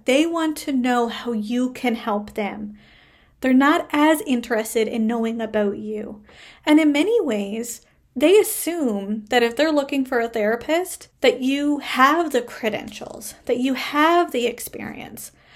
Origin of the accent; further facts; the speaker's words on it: Canada; I am a Canadian social worker